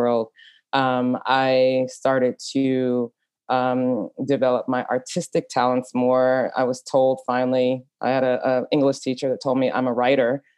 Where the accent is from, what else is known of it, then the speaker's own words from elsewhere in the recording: Dallas, Texas, United States; moved away as an adult; also born or lived in Europe; growing up in Dallas is very repressive. I grew up in a Trinidadian family that migrated to Dallas